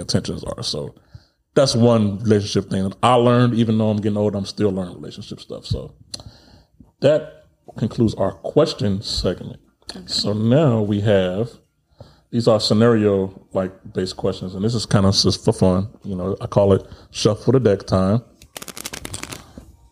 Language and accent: English; Chicago, Illinois, United States; moved away; also born or lived in East Coast / North Dakota; I'm from Chicago